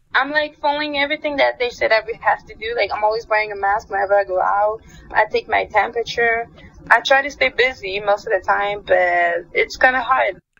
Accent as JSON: {"language": "English", "town": "Exeter", "region": "Ontario", "country": "Canada", "tie": "born or raised there", "lives_now": "London, Canada", "said": "I grew up in Exeter"}